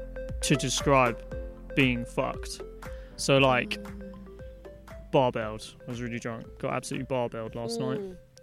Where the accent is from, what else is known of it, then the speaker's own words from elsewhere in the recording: Brighton, South East England, United Kingdom; I was born in Brighton. Yeah. Born and raised, the hospital, the other side.